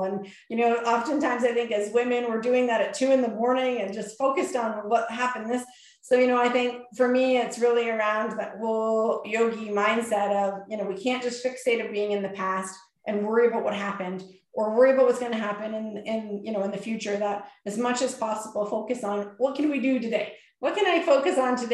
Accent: Canada; we're Canadian

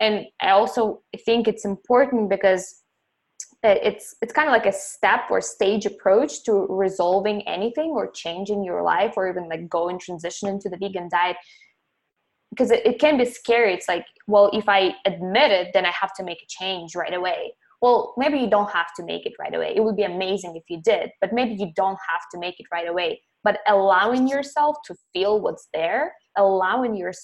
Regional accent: Ukraine; moved away; I saw cows and chickens and goats when I was growing up in Ukraine

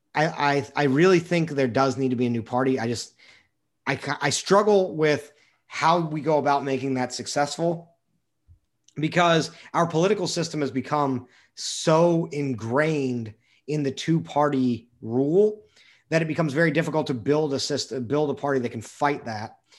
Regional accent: United States; we as an American people

